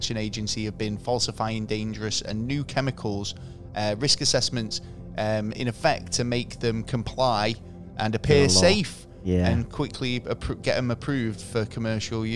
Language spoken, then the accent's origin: English; Manchester, North West England, United Kingdom; Being a Mancunian